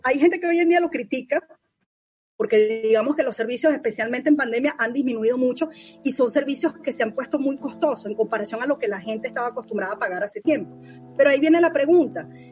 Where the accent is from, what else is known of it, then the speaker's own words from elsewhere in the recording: Venezuela; moved away; soy venezolana